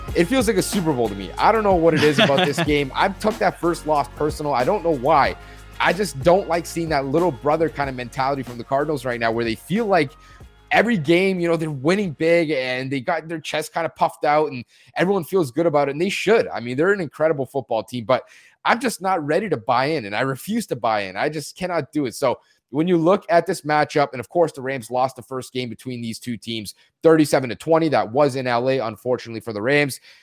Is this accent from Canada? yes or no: yes; Canada; I'm from Canada